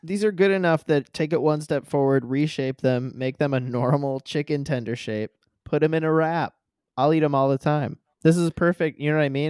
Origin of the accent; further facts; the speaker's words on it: Midwest, United States; also born or lived in southern Indiana; I grew up in the Midwest and I went to school in, in southern Indiana